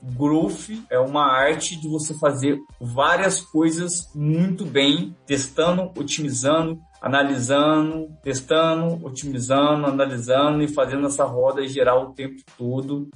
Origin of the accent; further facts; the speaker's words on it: Minas Gerais, Brazil; como bons mineiros